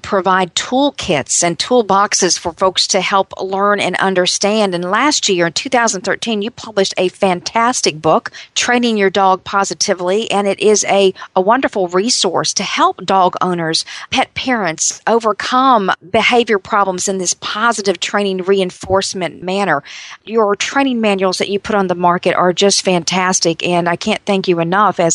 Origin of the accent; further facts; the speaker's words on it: North Carolina, United States; my home state of North Carolina